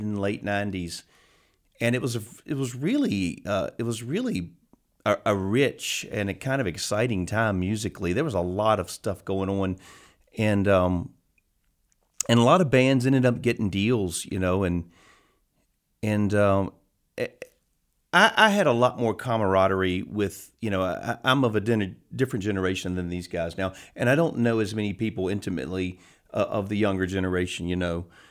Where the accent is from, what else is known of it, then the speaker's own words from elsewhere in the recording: Richmond, Virginia, United States; also born or lived in New York / Los Angeles; I grew up just outside of Richmond, and I left here and went to college, and then I was in New York a lot and, uh, in L A a little bit